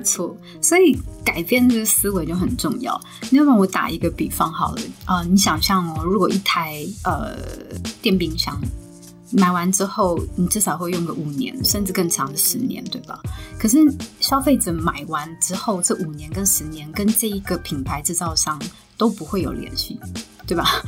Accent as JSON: {"language": "Chinese", "country": "Taiwan", "said": "我们台湾人"}